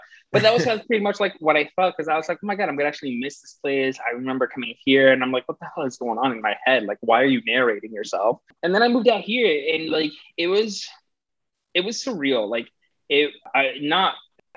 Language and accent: English; New York, United States; also born or lived in Puerto Rico; now in Los Angeles, United States; I come from Puerto Rico and I grew up in New York. And now I reside in Los Angeles